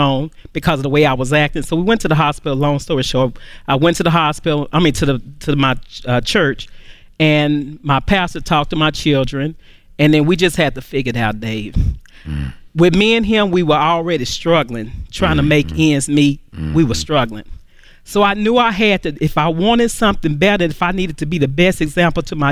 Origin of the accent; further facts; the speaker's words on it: Dallas, Texas, United States; I'm from Dallas, Texas.